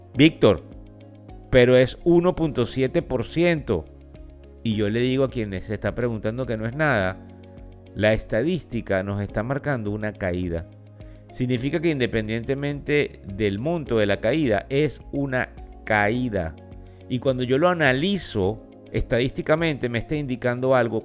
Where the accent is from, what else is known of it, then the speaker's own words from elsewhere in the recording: Venezuela; como decimos en Venezuela, porque soy venezolano